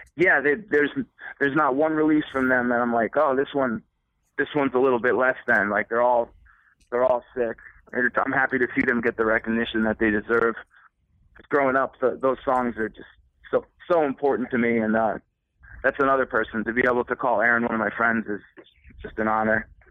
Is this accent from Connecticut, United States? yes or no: yes; Connecticut, United States; We're from Connecticut.